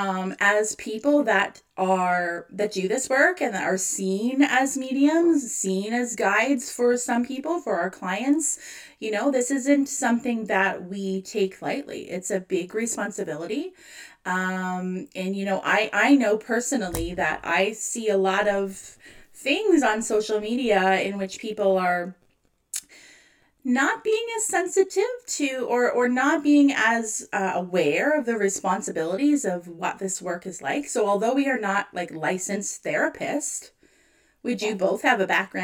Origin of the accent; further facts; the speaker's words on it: Canada